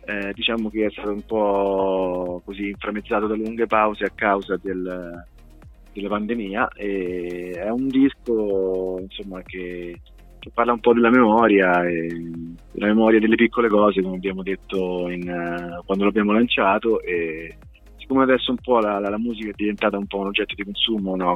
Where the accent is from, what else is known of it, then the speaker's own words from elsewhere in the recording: Montefiascone, Lazio, Italy; io di Monte Viescone